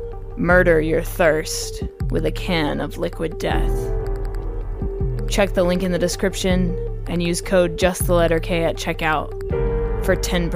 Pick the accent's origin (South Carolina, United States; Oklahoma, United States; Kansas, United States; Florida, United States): Oklahoma, United States; also born or lived in Middle East / Australia; now in California, United States; I'm originally from Oklahoma myself. I live in California now. I grew up in the Middle East and Australia.